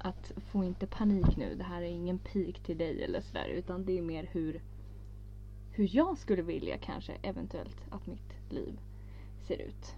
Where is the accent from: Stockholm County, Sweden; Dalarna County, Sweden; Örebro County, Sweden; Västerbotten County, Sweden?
Örebro County, Sweden; Örebro; Vi är ju från Örebro